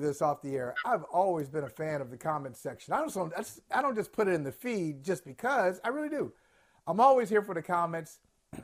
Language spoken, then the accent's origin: English; Ohio, United States; moved away; also born or lived in East Coast; growing up in Ohio, on our driving test, we asked to do something called maneuverability